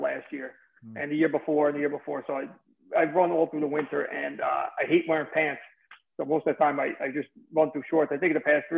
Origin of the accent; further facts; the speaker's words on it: New Jersey, United States; accent: mesh of Brooklyn, Bronx, New Jersey; moved away as an adult; also born or lived in New York City; now in Hilton Head, United States; I'm living in Hilton Head, South Carolina now, but I'm originally from New Jersey